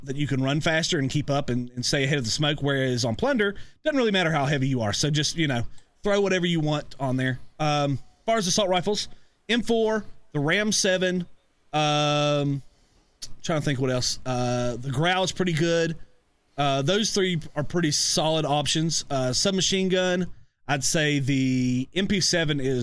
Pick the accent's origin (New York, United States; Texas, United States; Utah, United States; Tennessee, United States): Tennessee, United States; East; I'm from East Tennessee because I am